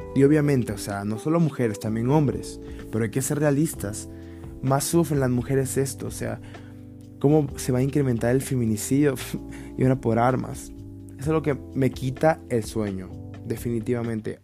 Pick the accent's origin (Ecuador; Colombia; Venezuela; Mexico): Ecuador; en mi país